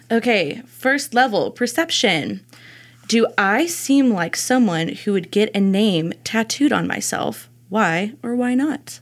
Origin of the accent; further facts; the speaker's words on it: Abilene, Texas, United States; born and raised in Abilene